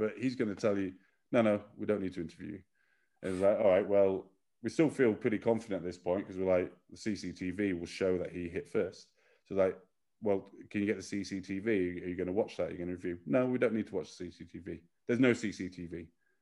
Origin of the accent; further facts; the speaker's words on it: United Kingdom; now in China; we're very British